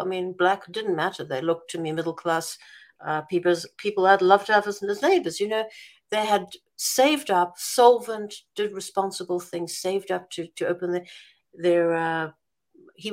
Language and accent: English; South Africa; as a South African